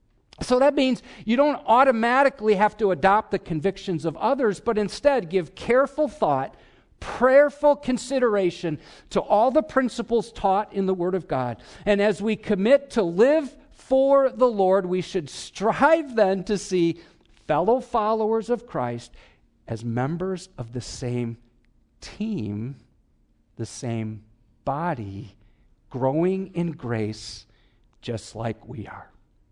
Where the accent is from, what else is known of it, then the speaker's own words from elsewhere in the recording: Wisconsin, United States; come on, I'm from Wisconsin. That's all I could think about.